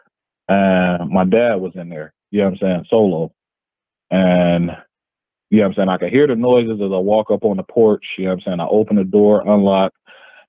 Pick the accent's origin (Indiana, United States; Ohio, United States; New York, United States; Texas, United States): Ohio, United States; Yellow Springs; It's called Yellow Springs, Ohio. Same town as Dave Chappelle